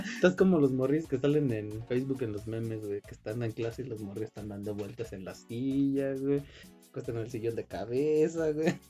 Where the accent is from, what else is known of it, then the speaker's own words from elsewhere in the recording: Mexico; aquí en México